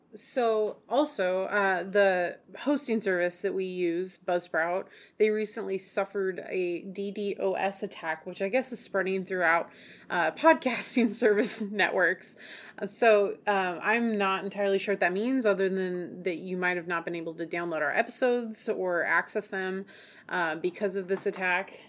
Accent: Oregon, United States; we're from Oregon

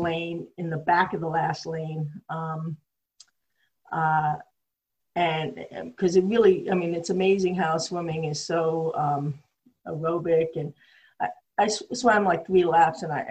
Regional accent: New York City, New York, United States; accent: a little New York; also born or lived in Long Beach, Long Island; I grew up in New York City. Many of you can tell by my accent, it's a little New York

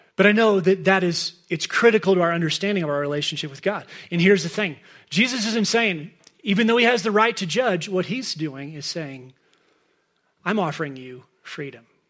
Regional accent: Dallas, Texas, United States; moved away as an adult; now in Crested Butte, United States; we're both, both Claire and I are fourth generation Dallas people

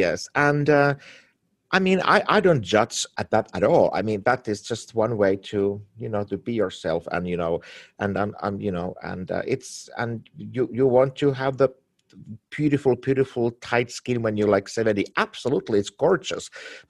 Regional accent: Finland; now in Los Angeles, United States; I'm from Finland and from Scandinavia

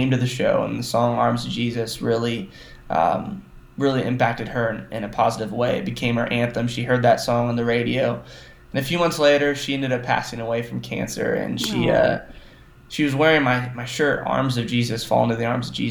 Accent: Joplin, Missouri, United States; I was born in Joplin, Missouri, and I was raised always going to church

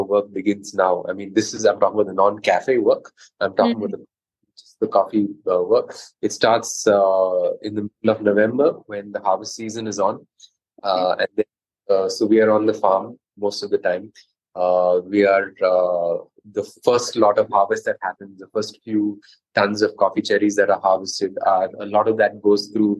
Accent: Mangalore, Karnataka, India; Growing up in Mangalore, coffee was a big part of our lives

